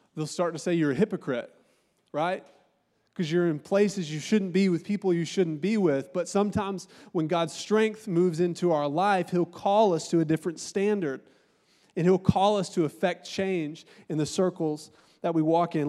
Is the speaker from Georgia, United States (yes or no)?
yes; Augusta, Georgia, United States; moved away; also born or lived in Columbus, Ohio; I'm from Augusta, Georgia, and I got in a little bit of trouble, and my mom got sk-, scared, and she sent me to live with my auntie and uncle in Columbus, Ohio